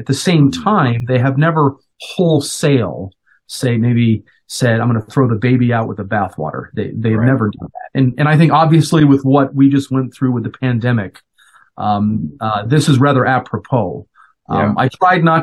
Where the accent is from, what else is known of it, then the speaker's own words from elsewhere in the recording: Colorado, United States; moved away as an adult; now in Minnesota, United States; Originally, I'm from Colorado. I was born and raised